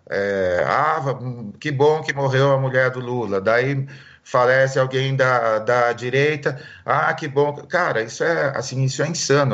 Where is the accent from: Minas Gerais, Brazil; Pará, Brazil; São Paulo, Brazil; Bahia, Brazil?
São Paulo, Brazil; Marília; eu sou de Marília